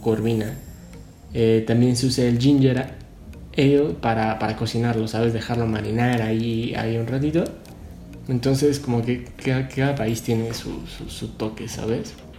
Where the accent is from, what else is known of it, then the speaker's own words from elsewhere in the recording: Mexico; yo como mexicano